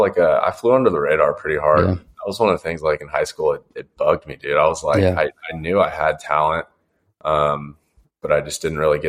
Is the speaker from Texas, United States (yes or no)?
yes; Houston, Texas, United States; also born or lived in Orlando, Florida; now in Fort Worth, United States; When I was in like fourth or fifth grade, moved over to Texas, and I lived in Houston. North Houston in the Woodlands.